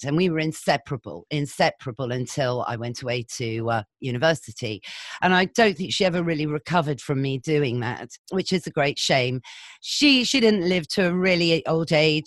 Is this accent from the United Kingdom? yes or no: yes; Shropshire, West Midlands, United Kingdom; I grew up in Shropshire